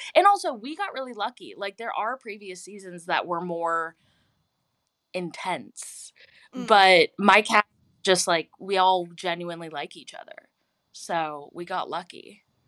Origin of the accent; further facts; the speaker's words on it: Houston, Texas, United States; now in Los Angeles, United States; I'm from Houston